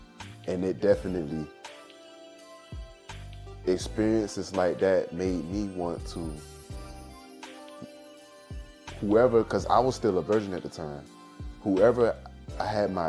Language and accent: English; Savannah, Georgia, United States; Like I was telling you earlier, growing up in Savannah. In Savannah, somebody that looked like BG was like